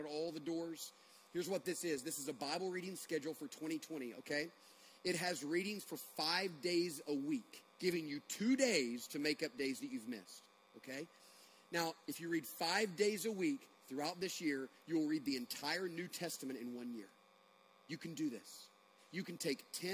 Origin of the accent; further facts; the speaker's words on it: United States; also born or lived in Bogart, Georgia; we're American Christians in Bogart, Georgia